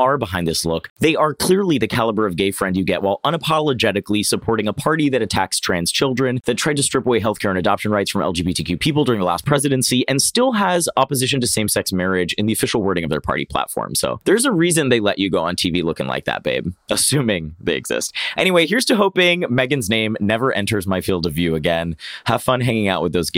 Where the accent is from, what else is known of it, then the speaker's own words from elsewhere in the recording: Oviedo, Florida, United States; moved away; I grew up right outside Orlando in a tiny little town called Oviedo